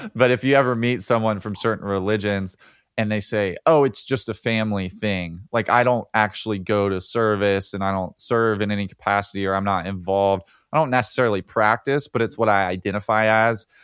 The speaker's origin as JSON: {"language": "English", "region": "Alabama", "country": "United States", "tie": "born or raised there", "said": "I grew up in Alabama"}